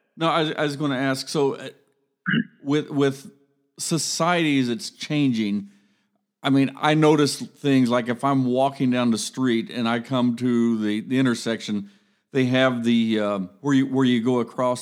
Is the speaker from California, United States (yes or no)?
no; Columbus, Ohio, United States; I grew up in Columbus